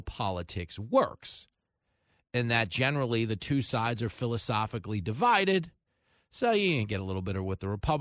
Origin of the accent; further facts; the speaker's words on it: Levittown, New York, United States; I grew up in Levittown, and everybody in that town, it was America's first suburb.